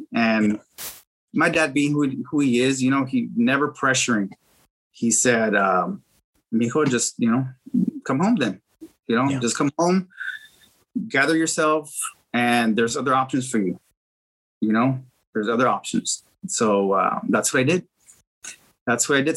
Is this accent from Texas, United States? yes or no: yes; Edcouch, Texas, United States; now in McAllen, United States; I'm originally from Edcouch, Texas. That's where I grew up